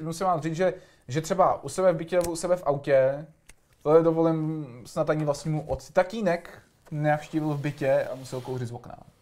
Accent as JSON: {"language": "Czech", "region": "Prague", "country": "Czechia", "tie": "born or raised there", "said": "vyrůstal jsem na Dolním Žižkově"}